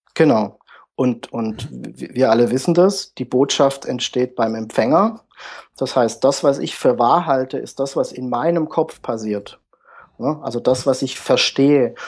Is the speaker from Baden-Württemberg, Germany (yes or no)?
yes; Pforzheim, Baden-Württemberg, Germany; komme aus dem Süden der Republik, aus Pforzheim. Das liegt zwischen Karlsruhe und Stuttgart.